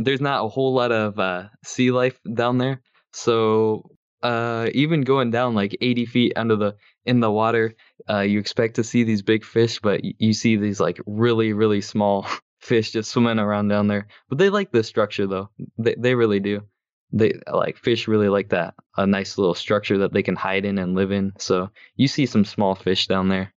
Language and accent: English; Michigan, United States; I'm from Michigan, and I'm a freshman in college this year.